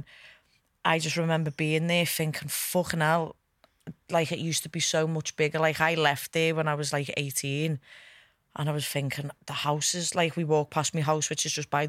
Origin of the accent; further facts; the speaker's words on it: Norris Green, North West England, United Kingdom; Well, all of our families from Norris Green, to be fair, in Kirby